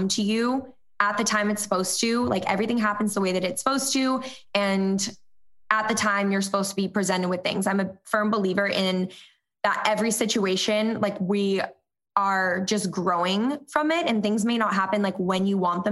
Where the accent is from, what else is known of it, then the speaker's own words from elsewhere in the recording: Cape Cod, Massachusetts, United States; growing up on the Cape